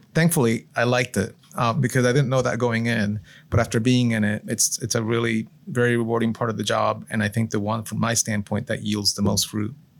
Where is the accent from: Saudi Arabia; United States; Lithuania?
United States; Florida; moved away as an adult; also born or lived in Puerto Rico / Michigan / Massachusetts / Colorado; we moved in Florida when I was about seven years old, so pretty early on